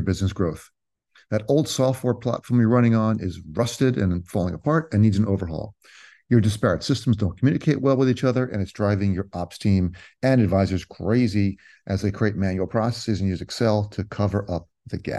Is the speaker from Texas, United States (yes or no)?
no; Cherry Hill, New Jersey, United States; I grew up in Cherry Hill